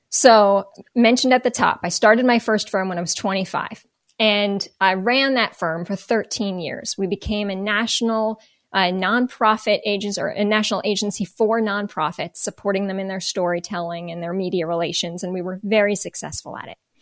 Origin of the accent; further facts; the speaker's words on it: Northern New Jersey, United States; moved away as an adult; also born or lived in Baltimore; I grew up in Northern New Jersey.